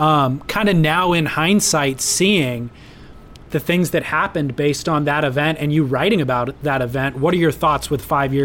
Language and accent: English; California, United States; as a, middle-class kid growing up in Orange County